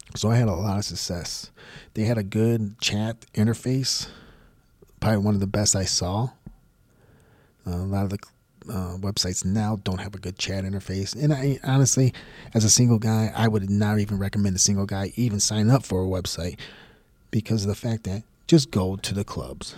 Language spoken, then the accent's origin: English; Houston, Texas, United States; also born or lived in Tampa, Florida; my hometown, Houston, Texas